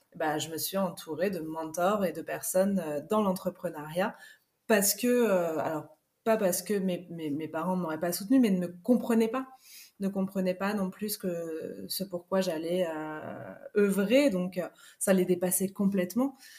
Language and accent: French; Paris, Île-de-France, France; now in La Rochelle, France; je viens de Paris